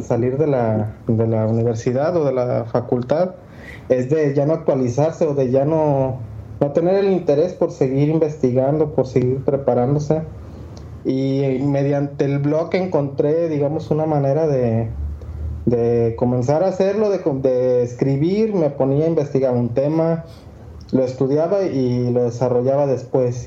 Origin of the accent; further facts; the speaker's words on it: Mexico; soy un arquitecto mexicano